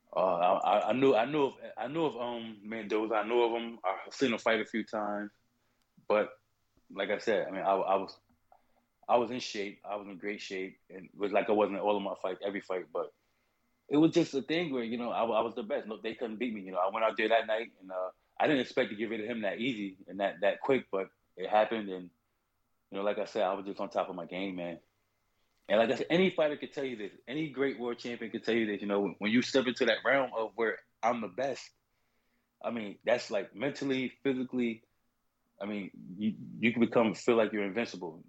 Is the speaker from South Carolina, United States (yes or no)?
yes; South Carolina, United States; moved away; also born or lived in New Haven, Connecticut; originally from South Carolina